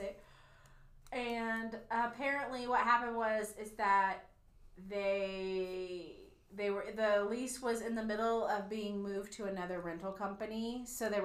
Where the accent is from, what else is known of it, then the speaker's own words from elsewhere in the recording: Kansas City, Missouri, United States; now in Tulsa, United States; I'm from Kansas City, and so I still follow, like, Kansas City news and stuff because most of my friends and family are in Kansas City.